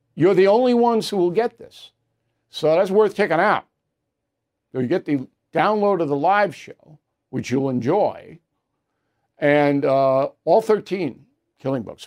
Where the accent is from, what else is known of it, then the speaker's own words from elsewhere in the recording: United States; I'm an American.